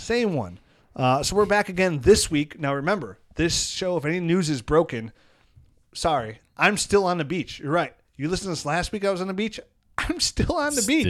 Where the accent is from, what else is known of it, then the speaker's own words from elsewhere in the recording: Mentor, Ohio, United States; Mitch Trubisky, my hometown kid